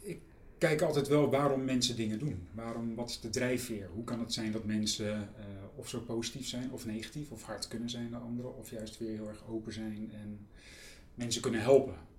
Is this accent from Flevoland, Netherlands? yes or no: no; Utrecht, Netherlands; het Kanaaleiland waar ik ben opgegroeid